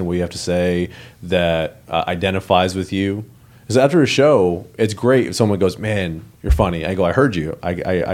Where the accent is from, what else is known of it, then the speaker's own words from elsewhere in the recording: Massachusetts, United States; moved away as an adult; now in Austin, United States; No, I'm not from Austin. I've been in Austin. I've been in Texas 9 years, but I'm from Massachusetts.